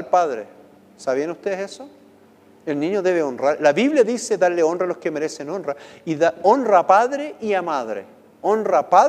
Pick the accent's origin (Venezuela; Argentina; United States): United States; ustedes saben que viví, nací en Estados Unidos, viví muchos años allá